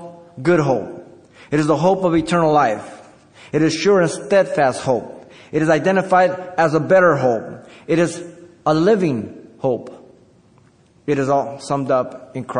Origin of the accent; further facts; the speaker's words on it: Mexico City, Mexico; moved away; I was born in Mexico City